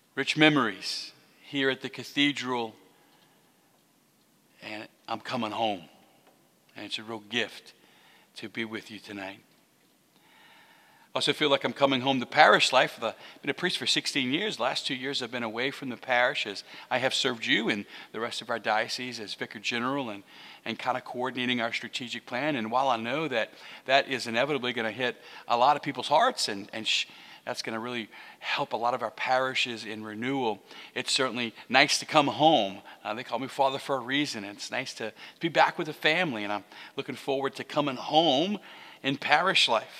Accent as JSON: {"language": "English", "town": "Houma", "region": "Louisiana", "country": "United States", "tie": "born or raised there", "said": "I'm from Houma. I grew up about 2.5 miles away from here"}